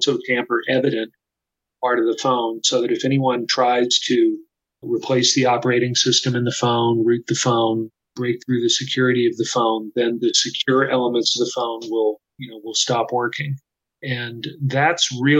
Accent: Austin, Texas, United States; Samsung has had a factory in my hometown, Austin, Texas, since the 1990s

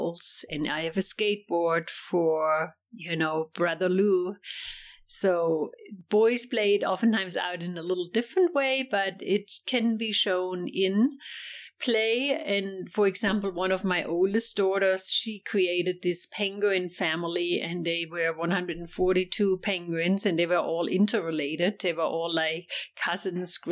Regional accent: Germany; English is a second language; moved away as an adult; now in United States; I'm from Germany, and I raised both of my daughters here in the U.S.

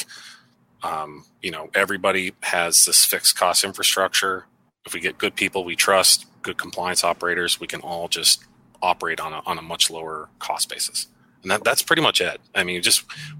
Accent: United States; also born or lived in Philadelphia; I'm American

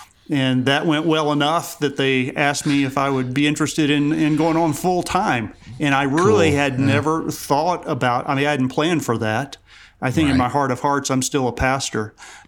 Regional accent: Savannah, Georgia, United States; moved away as an adult; now in East Tennessee, United States; I grew up in South Georgia, but I've been living in East Tennessee now for about 30 years, so I guess I'm an East Tennessee boy.

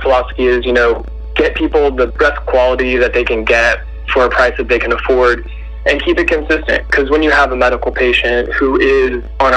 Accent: Humboldt County, California, United States; I grew up in Humboldt County

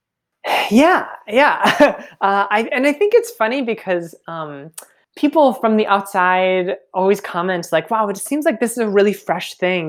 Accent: Minnesota, United States; moved away as an adult; I am Minnesota, born and raised

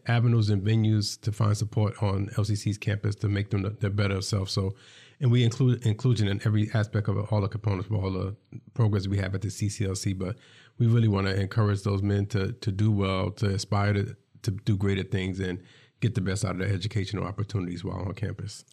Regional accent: New York City, New York, United States; I'm from New York City.

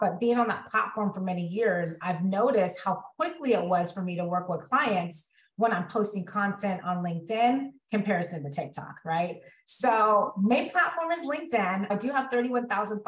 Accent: Central California, United States; also born or lived in Los Angeles County, California; born and raised in California. So grew up in Central California.

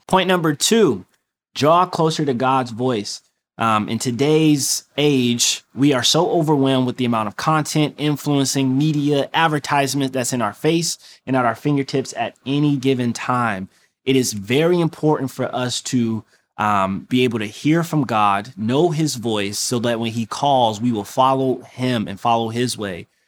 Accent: Detroit, Michigan, United States; moved away; I'm from Detroit

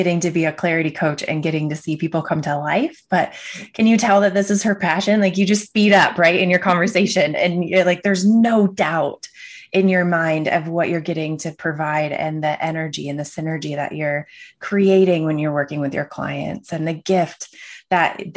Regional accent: Michigan, United States; I grew up in Michigan in the Midwest.

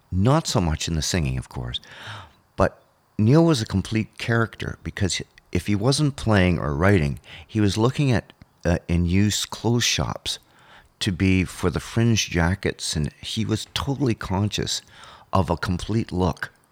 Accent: Thunder Bay, Ontario, Canada; growing up on Lake Superior

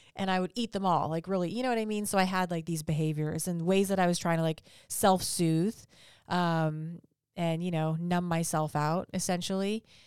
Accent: Vancouver, British Columbia, Canada; now in Huntington Beach, United States; I'm from Orange County. Well, I'm not from Orange County. I'm originally from Canada

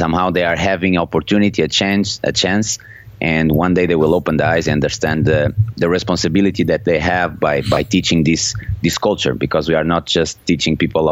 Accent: Porto, Norte, Portugal; English is a second language; I was born and raised in Porto. My parents are Portuguese

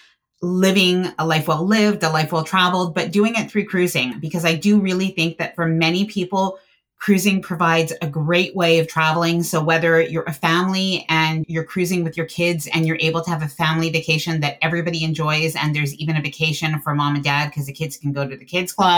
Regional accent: Canada; I am Canadian

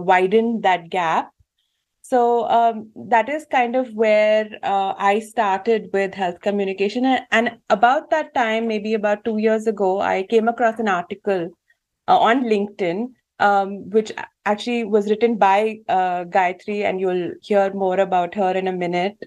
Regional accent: India; moved away as an adult; also born or lived in Germany; now in Switzerland; I grew up in India and I moved to uh, Germany about 15 years ago to pursue my PhD in biochemistry, after which I moved to Switzerland

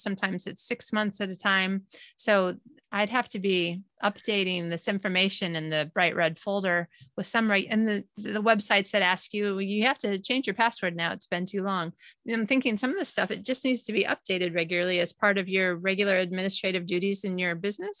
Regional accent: United States; moved away as an adult; now in Sweden; I'm an American citizen, but living in Sweden. All of my family is in the U S.

